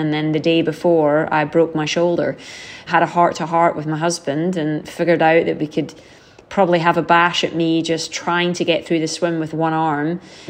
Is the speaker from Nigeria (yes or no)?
no; United Kingdom; told from the perspective of a German who we have always seen to be the enemy growing up, you know, as a Brit